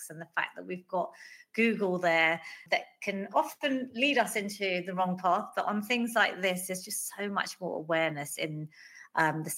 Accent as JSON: {"language": "English", "region": "London", "country": "United Kingdom", "tie": "born or raised there", "said": "I was born in London, Northwest London, same house that my parents are still living in."}